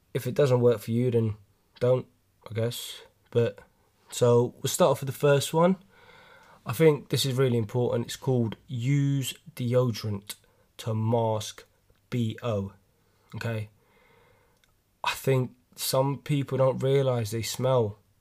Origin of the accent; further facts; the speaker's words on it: London, United Kingdom; I'm from London, as you can tell from my accent